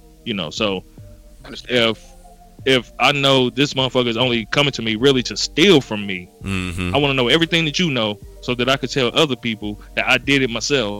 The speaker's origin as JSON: {"language": "English", "town": "Gary", "region": "Indiana", "country": "United States", "said": "Maybe it's because I'm from Gary, Indiana."}